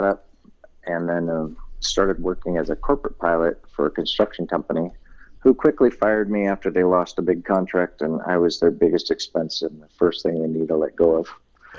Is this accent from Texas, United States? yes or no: no; Lodi, California, United States; also born or lived in Inglewood; I grew up in California, moved up and down the coast. I was born down in Inglewood back in the late 60s. And then my family moved around a lot, and I ended up in a little town of Lodi for high school